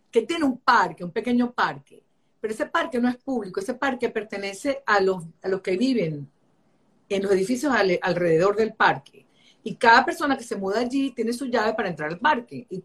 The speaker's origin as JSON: {"language": "Spanish", "town": "Caracas", "region": "Capital District", "country": "Venezuela", "accent": "Caracas", "lives_now": "New York, United States", "said": "yo vivo acá 26 años, tengo aquí viviendo en Nueva York, y yo hablo como caraqueño y tengo acento. La gente cuando me oye hablar inglés, yo tengo acento caraqueño."}